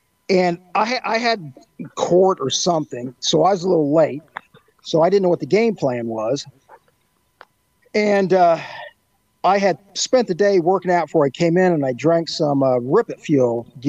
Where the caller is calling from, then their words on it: Indiana, United States; I'm coming from Skunk Haven, Western Indiana.